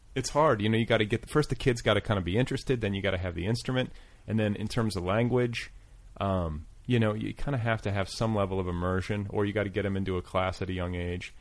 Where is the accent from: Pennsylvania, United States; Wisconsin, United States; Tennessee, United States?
Wisconsin, United States; Milwaukee; now in Los Angeles, United States; I grew up in Milwaukee